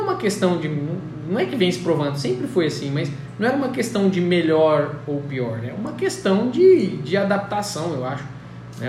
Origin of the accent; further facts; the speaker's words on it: Colina, São Paulo, Brazil; Eu moro em Colina, nasci e fui criado em Colina